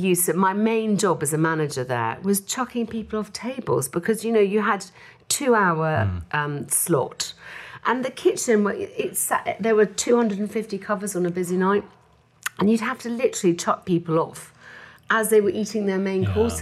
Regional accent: England, United Kingdom; we're English.

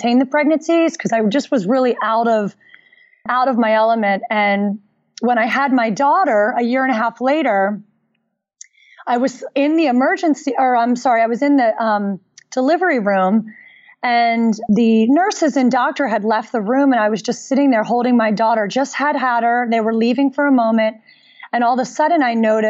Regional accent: Philadelphia, Pennsylvania, United States; I grew up in Philadelphia

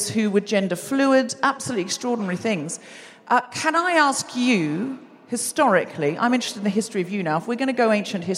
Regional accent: Queensland, Australia; I was raised in Queensland

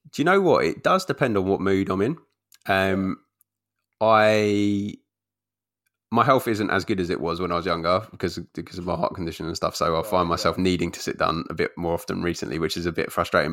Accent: London, United Kingdom; moved away; also born or lived in Essex; I, spent a lot of time growing up in London, but we moved out to Essex when I got older

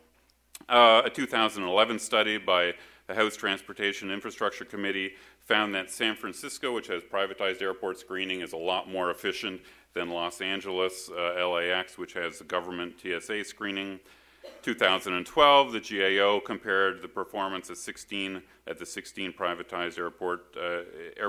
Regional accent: Canada; now in United States; I was born and raised in Canada

